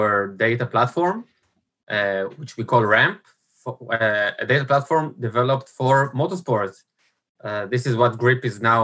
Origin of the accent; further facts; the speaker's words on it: Israel; also born or lived in Italy; growing up in Israel